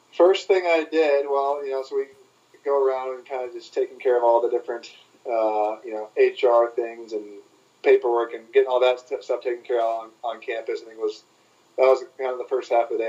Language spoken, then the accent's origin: English; Portland, Oregon, United States; I grew up in Portland, Oregon